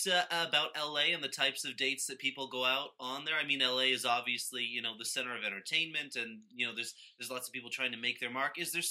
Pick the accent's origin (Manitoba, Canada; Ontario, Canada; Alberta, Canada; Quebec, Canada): Ontario, Canada; North Bay; moved away; growing up in North Bay.